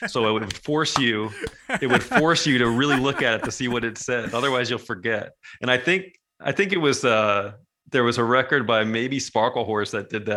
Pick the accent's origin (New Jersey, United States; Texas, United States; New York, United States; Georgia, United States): New Jersey, United States; moved away as an adult; also born or lived in Montville, New Jersey; growing up in Jersey